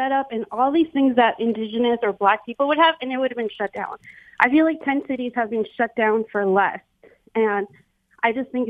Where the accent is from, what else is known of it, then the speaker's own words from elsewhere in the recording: United States; now in Windsor, Canada; I'm an American living in Windsor